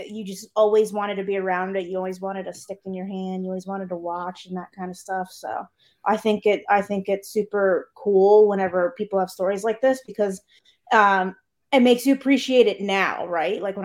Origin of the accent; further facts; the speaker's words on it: Connecticut, United States; I'm from Connecticut